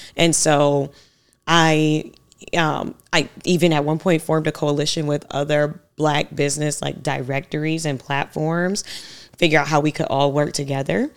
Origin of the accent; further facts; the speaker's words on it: Savannah, Georgia, United States; I grew up in Savannah, Georgia.